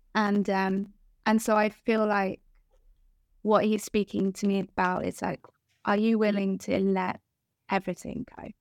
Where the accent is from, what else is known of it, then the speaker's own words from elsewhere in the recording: Guernsey; moved away as an adult; now in England; I'm from Guernsey, which is, like, the most beautiful island in the world